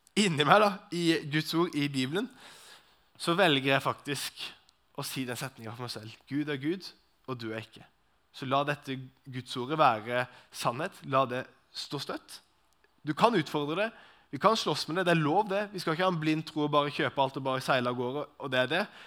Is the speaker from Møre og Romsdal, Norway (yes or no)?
no; Arendal, Agder, Norway; Personlig kommer jeg fra Arendal, så det er jo litt sånn uh, Arendal-gubben